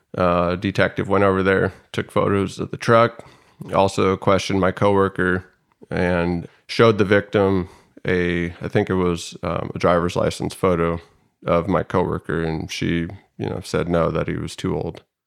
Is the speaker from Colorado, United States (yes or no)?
no; Salmon, Idaho, United States; now in San Diego, United States; I was born and raised in Salmon, Idaho, a very small town in Idaho